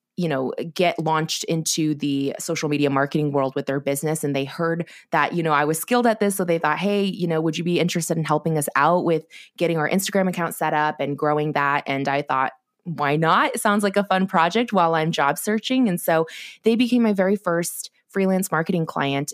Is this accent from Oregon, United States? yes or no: yes; Corvallis, Oregon, United States; also born or lived in China / Los Angeles, California; I grew up in Oregon in a small college town, Corvallis